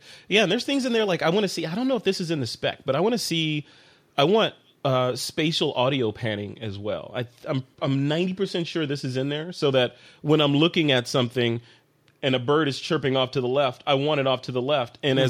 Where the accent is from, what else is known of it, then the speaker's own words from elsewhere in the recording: Chicago, Illinois, United States; moved away; Hey, that's my hometown, man. If I can't get away flying a drone over Lake Michigan